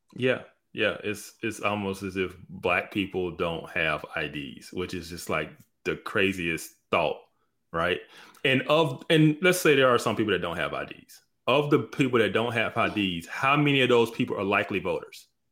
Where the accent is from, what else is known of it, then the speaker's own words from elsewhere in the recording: Alabama, United States; I'm from Alabama